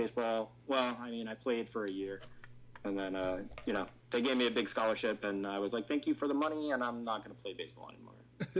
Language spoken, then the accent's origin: English; New Jersey, United States; Oh yeah, I'm from New Jersey. We're all Italian.